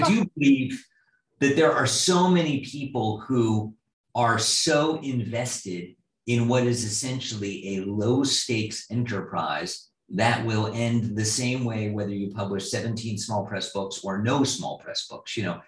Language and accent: English; East Coast, United States; moved away as an adult; now in Midwest, United States; I grew up in the East Coast.